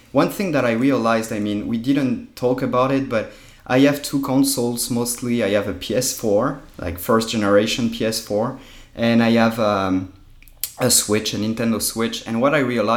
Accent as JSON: {"language": "English", "town": "Paris", "region": "Île-de-France", "country": "France", "tie": "born or raised there", "moved": "yes", "lives_now": "United States", "said": "I'm from France, obviously. Born and raised in Paris"}